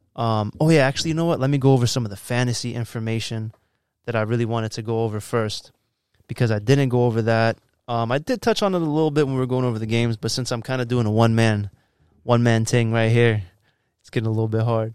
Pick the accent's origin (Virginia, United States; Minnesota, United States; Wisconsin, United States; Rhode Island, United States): Virginia, United States; also born or lived in New York; I moved to Virginia when I was four.